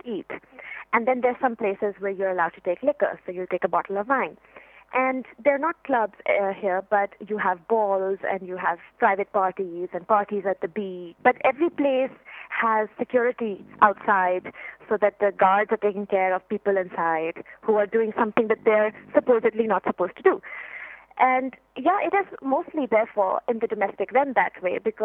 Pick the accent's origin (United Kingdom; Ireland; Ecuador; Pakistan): Pakistan; as a Pakistani